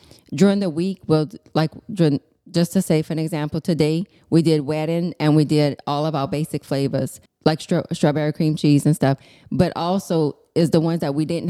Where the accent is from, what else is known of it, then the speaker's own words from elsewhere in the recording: Larose, Louisiana, United States; I'm from La Rose.